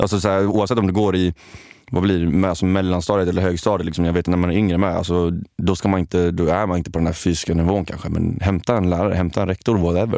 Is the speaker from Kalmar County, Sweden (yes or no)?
yes; Kalmar, Kalmar County, Sweden; jag kommer från Kalmar